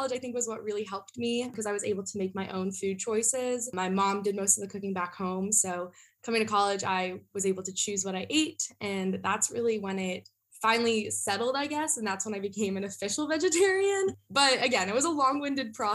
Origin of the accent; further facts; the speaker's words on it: Northern Virginia, United States; moved away as an adult; now in South Carolina, United States; I'm from Northern Virginia